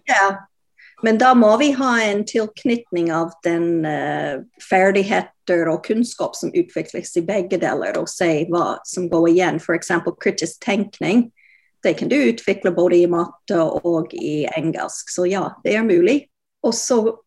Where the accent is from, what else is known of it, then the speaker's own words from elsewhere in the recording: Canada; Norwegian is a second language; now in Norway; Jeg kommer fra Canada opprinnelig, som du hører